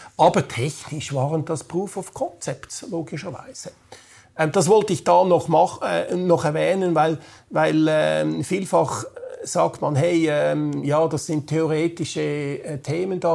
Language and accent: German; Switzerland; bei uns in der Schweiz